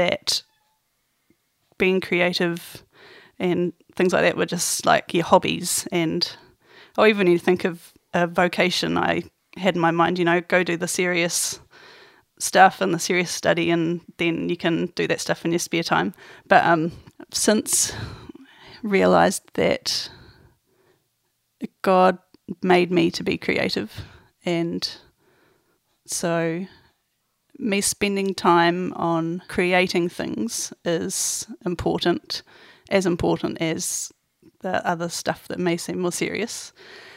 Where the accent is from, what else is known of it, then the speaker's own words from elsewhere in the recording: Nelson, New Zealand; also born or lived in Auckland; now in Christchurch, New Zealand; I come from Nelson